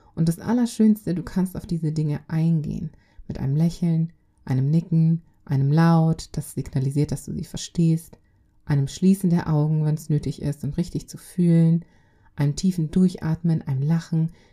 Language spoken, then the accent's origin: German; Germany; also born or lived in Congo; Ich bin im Kongo geboren. Ich kam aber mit zweieinhalb Jahren nach Deutschland. Ich wuchs hier auf